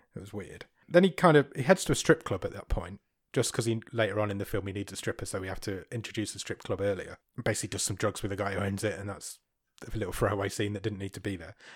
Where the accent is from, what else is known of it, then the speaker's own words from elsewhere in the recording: United Kingdom; I'm so British.